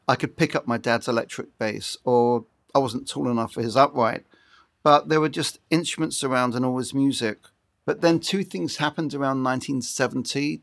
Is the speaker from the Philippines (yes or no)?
no; Brighton, South East England, United Kingdom; moved away as an adult; now in Los Angeles, United States; I come from Brighton on the south coast of England. I'm now an Ameri Brit, and I've been living in L A permanently for twenty-five years